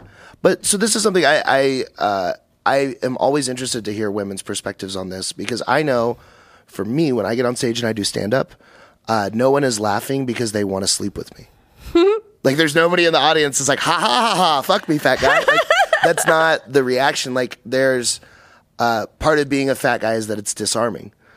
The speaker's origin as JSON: {"language": "English", "area": "Dallas-Fort Worth area", "region": "North Texas", "country": "United States", "said": "I'm from North Texas"}